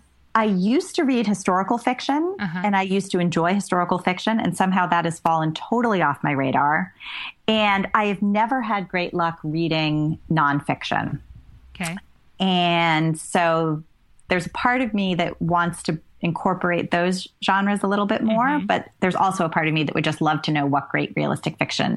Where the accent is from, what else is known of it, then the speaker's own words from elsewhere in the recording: Rhode Island, United States; I grew up in Rhode Island, mm-hmm. and I still consider myself a New Englander.